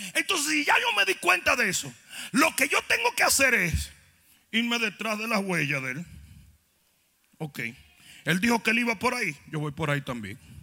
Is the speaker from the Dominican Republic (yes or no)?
yes; Dominican Republic; moved away